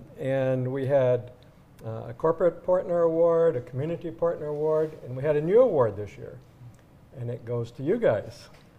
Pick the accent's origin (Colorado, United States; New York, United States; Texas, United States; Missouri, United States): Texas, United States; I grew up in Texas. I love it.